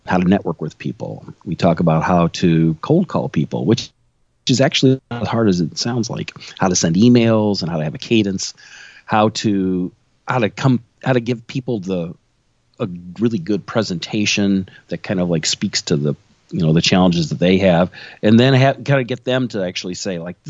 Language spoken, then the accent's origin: English; Illinois, United States; I'm born and raised in Illinois. haven't left